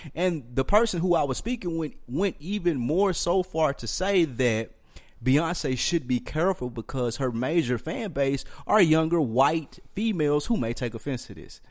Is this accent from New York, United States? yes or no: yes; New York, United States; I'm from New York